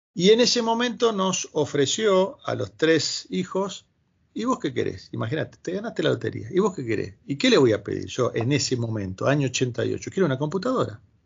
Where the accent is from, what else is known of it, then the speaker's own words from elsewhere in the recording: Gregorio de Laferrere, Buenos Aires Province, Argentina; moved away as an adult; also born or lived in Brazil; now in Madrid, Spain; yo soy oriundo del primer cordón del conurbano bonaerense, Gregorio de la Ferrer